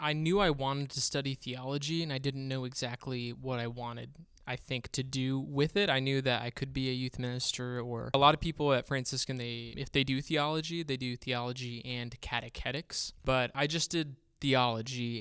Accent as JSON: {"language": "English", "town": "Bakersfield", "region": "California", "country": "United States", "tie": "born or raised there", "moved": "as an adult", "said": "we're from Bakersfield, California, born and raised there."}